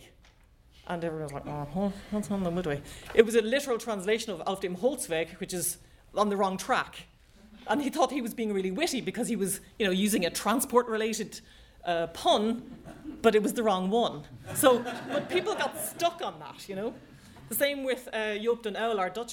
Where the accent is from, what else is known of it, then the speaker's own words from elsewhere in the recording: Ireland; I know as an Irish person